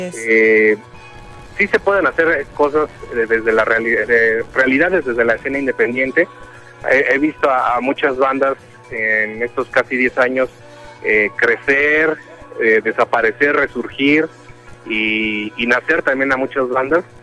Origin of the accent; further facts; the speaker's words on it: Coacalco, State of Mexico, Mexico; de acá, de, de, mi tierra, del Estado de México